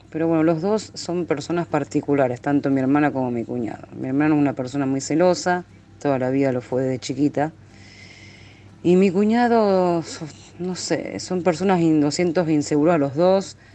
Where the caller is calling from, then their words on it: Rosario, Santa Fe, Argentina; de Argentina, Rosario.